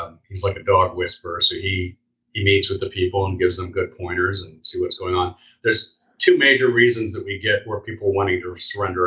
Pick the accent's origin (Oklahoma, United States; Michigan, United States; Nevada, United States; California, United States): California, United States; moved away as an adult; also born or lived in New York area; now in Florida, United States; I grew up in California